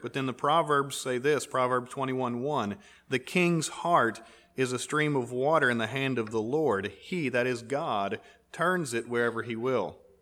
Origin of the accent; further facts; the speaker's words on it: United States; We're American